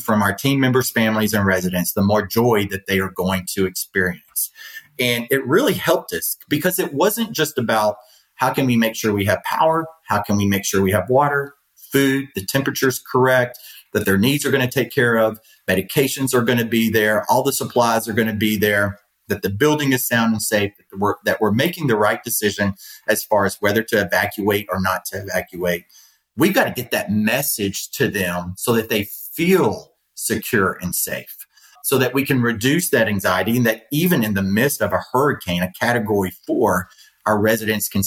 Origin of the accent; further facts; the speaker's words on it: Louisiana, United States; now in Florida, United States; I grew up in Louisiana. I live in Florida.